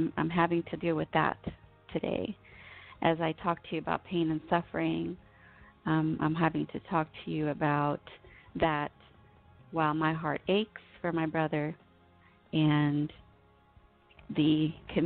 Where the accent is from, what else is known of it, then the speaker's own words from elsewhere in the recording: United States; I was born here in the United States